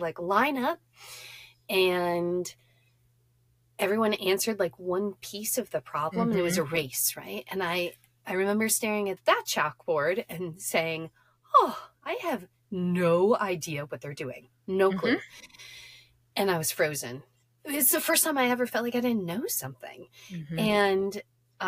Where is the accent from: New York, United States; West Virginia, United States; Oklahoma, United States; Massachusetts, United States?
New York, United States; upstate; also born or lived in Cleveland, Ohio; I was raised in Cleveland, and then in third grade, we moved to upstate New York